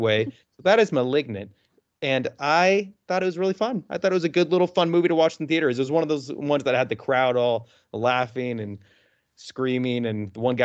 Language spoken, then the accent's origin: English; Reno, Nevada, United States; now in Los Angeles, United States; when I grew up in Reno